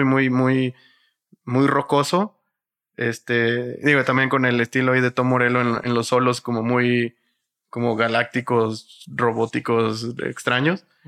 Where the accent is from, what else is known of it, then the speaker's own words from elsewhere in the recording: Matamoros, Tamaulipas, Mexico; moved away; Yo soy de Matamoros, Tamaulipas, eh, pero mi abuelo y mucha de mi familia es de acá, de, de el Estado de México